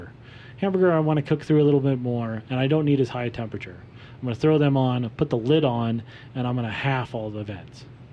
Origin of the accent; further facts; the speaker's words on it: Wheat Ridge, Colorado, United States; Edwards Meats, which is another purveyor that I grew up next to in Wheat Ridge